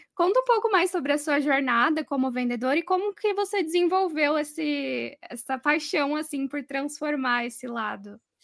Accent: São Paulo, Brazil; sou de São Paulo mesmo

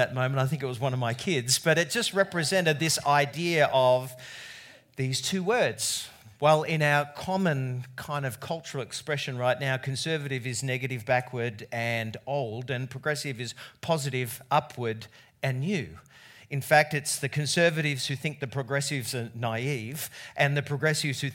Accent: Australia; as an Australian

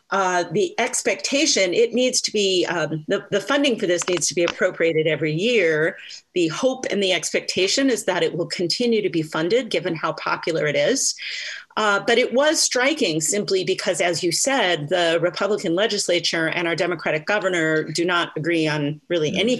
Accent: Michigan, United States; That's true in my home state

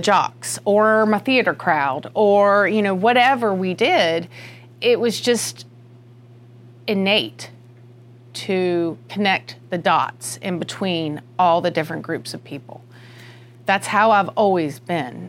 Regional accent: United States; accent: country; I grew up in the country, Union County

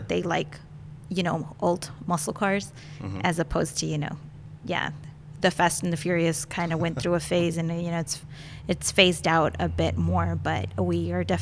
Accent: Edinburg, Texas, United States; growing up in the Valley, I'm from a not too big town called Edinburgh

